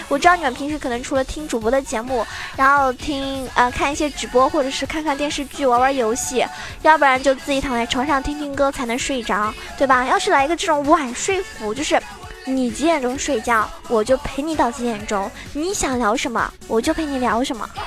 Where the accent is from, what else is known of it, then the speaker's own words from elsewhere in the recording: Zhejiang, China; 我是浙江人